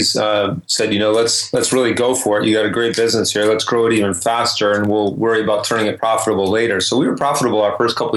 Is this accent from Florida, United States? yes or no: no; Detroit, Michigan, United States; moved away; also born or lived in Lugano, Switzerland / Germany / Vancouver; I grew up in Detroit